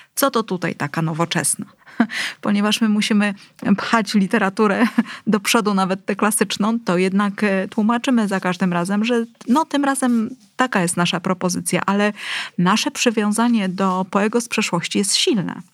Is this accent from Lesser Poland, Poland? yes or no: no; Gdynia, Pomeranian Voivodeship, Poland; jestem gdynianką